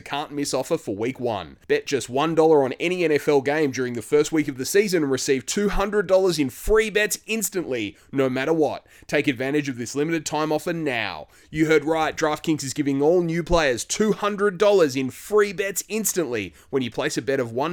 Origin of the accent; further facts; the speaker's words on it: Tasmania, Australia; based in my home state of Tasmania